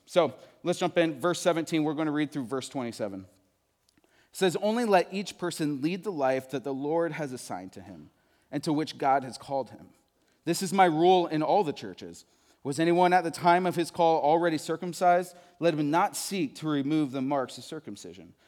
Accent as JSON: {"language": "English", "region": "Midwest", "country": "United States", "also_born_or_lived": "Texas", "moved": "as an adult", "said": "I am from the Midwest. I moved to Texas to go to college"}